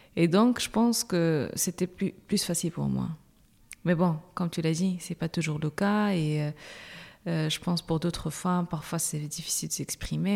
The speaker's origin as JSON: {"language": "French", "town": "Agadir", "region": "Souss-Massa", "country": "Morocco", "tie": "born or raised there", "also_born_or_lived": "Rabat, Morocco / France", "moved": "as an adult", "lives_now": "Brussels, Belgium", "said": "je suis marocaine, je suis née à Agadir"}